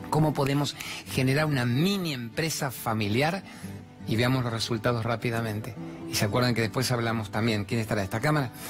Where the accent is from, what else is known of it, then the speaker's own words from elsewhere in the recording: Buenos Aires, Argentina; soy del barrio de Chacarita.